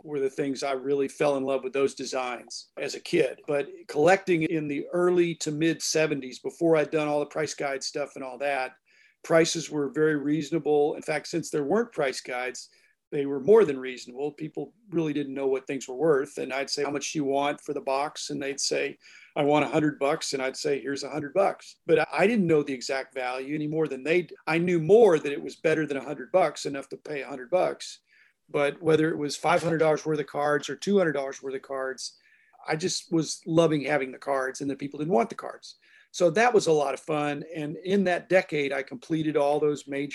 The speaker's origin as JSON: {"language": "English", "town": "Pittsburgh", "region": "Pennsylvania", "country": "United States", "tie": "born or raised there", "moved": "yes", "said": "I grew up in the Pittsburgh area for most of my elementary and middle school years"}